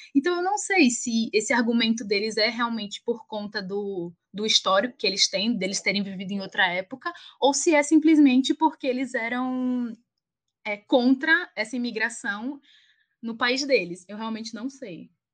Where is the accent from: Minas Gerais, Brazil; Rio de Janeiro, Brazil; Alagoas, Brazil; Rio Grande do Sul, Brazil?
Alagoas, Brazil; moved away as an adult; also born or lived in England; now in São Paulo, Brazil; Provavelmente vão perceber pelo meu sotaque que eu não sou daqui, eu sou a Lagoana